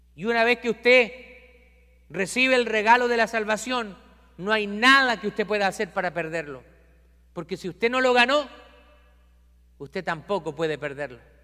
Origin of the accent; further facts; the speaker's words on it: Chile; En mi país hay un santuario cerca de la capital de Chile